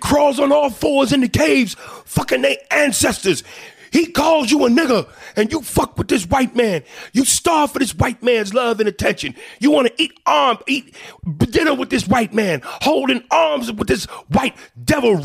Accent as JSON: {"language": "English", "country": "United States", "said": "I am an American"}